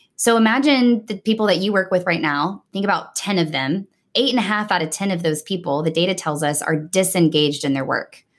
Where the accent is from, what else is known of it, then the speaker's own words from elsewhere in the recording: Nashville, Tennessee, United States; moved away as an adult; also born or lived in New York City / Dallas, Texas; now in Houston, United States; I was born and raised in Nashville, Tennessee